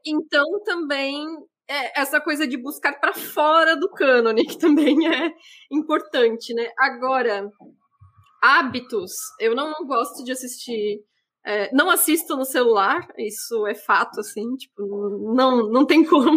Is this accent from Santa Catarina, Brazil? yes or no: yes; interior of Santa Catarina, Brazil; moved away; eu sou do, do, interior de Santa Catarina e meio que uma das únicas formas de lazer que a gente tinha acesso era é cinema